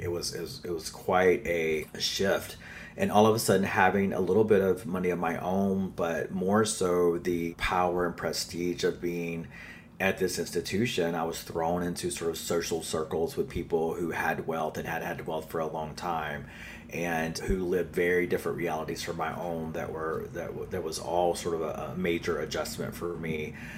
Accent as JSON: {"language": "English", "region": "North Carolina", "country": "United States", "tie": "born or raised there", "accent": "Southern", "moved": "yes", "lives_now": "New York City, United States", "said": "I am an enrolled member of the Lumbee Tribe of North Carolina. So I grew up uh, there. I'm a Southern boy, which you will hear in my accent probably"}